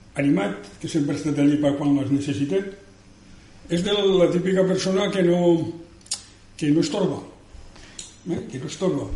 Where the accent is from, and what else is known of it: province of Castellón, Valencian Community, Spain